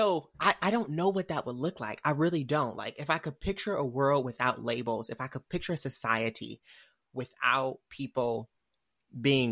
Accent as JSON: {"language": "English", "region": "Michigan", "country": "United States", "said": "I'm from Michigan"}